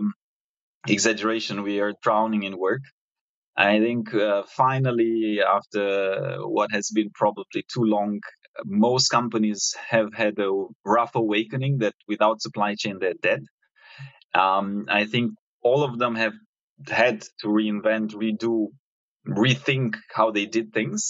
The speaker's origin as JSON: {"language": "English", "country": "Romania", "moved": "as an adult", "lives_now": "Singapore", "said": "I was coming from Romania, where I'm originally from, Eastern Europe"}